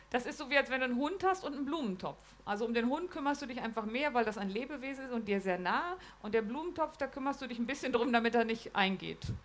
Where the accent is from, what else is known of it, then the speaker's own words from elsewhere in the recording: Lower Saxony, Germany; Ich komme ja aus Niedersachsen.